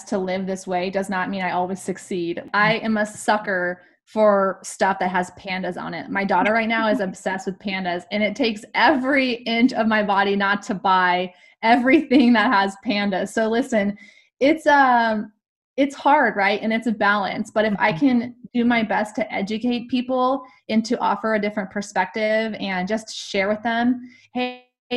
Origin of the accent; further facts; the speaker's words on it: California, United States; I'm also from California